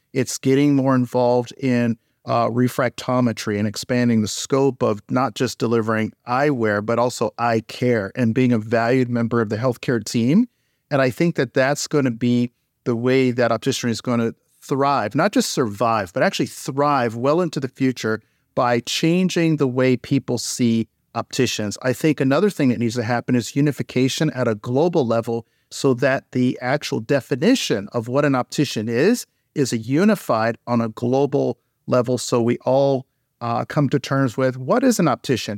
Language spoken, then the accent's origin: English; St. Petersburg, Florida, United States; when I was a child, I grew up in Saint Petersburg, Florida.